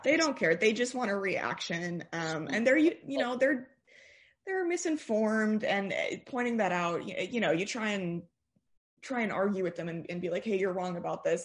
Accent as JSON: {"language": "English", "town": "Austin", "region": "Texas", "country": "United States", "tie": "born or raised there", "also_born_or_lived": "Northern California", "said": "I grew up in Austin, went to high school here"}